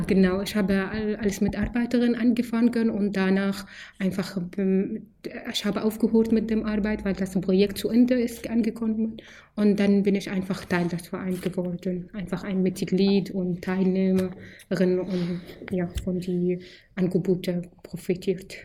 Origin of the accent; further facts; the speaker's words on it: Syria; German is a second language; moved away as an adult; now in Germany; Ich komme aus Syrien, bin ich hier seit fünf Jahren